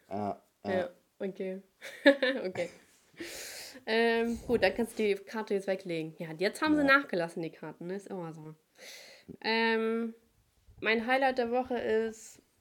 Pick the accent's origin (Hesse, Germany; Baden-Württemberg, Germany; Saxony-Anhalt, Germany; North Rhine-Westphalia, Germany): North Rhine-Westphalia, Germany; Cologne; ich komme aus Köln, ne?